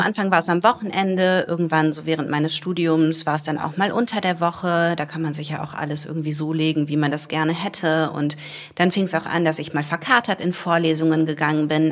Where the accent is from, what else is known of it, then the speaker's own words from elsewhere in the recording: Wuppertal, North Rhine-Westphalia, Germany; Ich bin in Wuppertal aufgewachsen